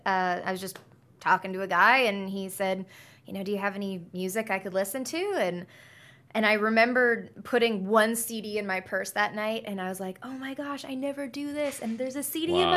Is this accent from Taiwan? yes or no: no; British Columbia, Canada; moved away as an adult; now in Nashville, United States; I was born and raised in British Columbia